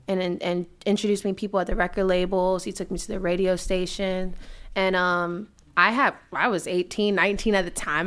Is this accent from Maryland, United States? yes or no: yes; Silver Spring, Maryland, United States; born or raised there; also born or lived in Washington, D.C.